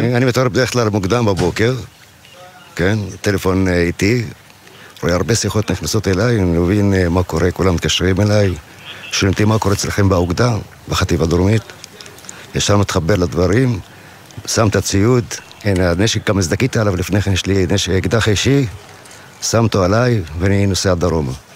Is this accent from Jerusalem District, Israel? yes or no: no; Southern District, Israel; גדלתי פה